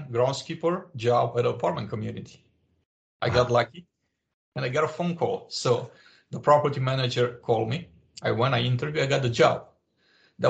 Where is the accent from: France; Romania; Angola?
Romania; English is a second language; moved away as an adult; I was born in Romania at the time a communist country.